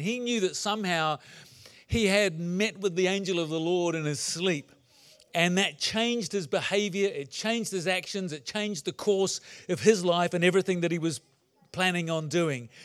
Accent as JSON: {"language": "English", "country": "New Zealand", "tie": "born or raised there", "also_born_or_lived": "England", "said": "I was born in England and lived there till I was nine, then moved to New Zealand"}